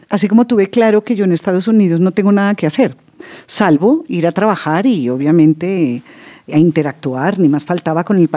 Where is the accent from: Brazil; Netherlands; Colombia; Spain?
Netherlands; Pues digamos que mm, mi infancia en Holanda, mi mamá, como les digo, es holandesa, y mi abuela, que me preguntaban por ella, mi abuela materna, holandesa, de la ciudad de Utrecht